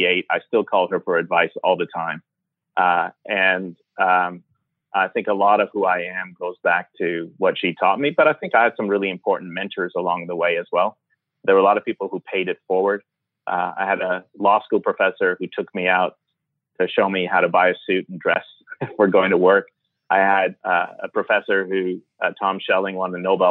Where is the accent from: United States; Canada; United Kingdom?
Canada; also born or lived in Iran; I was born in Iran and then left when I was nine and grew up in Canada.